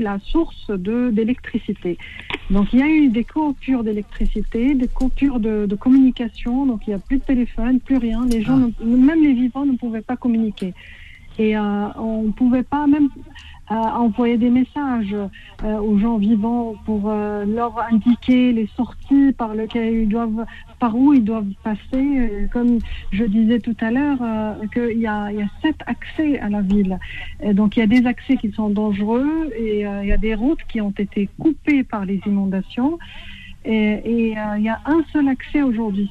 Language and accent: French; Tripoli, Libya; moved away; Je suis de Tripoli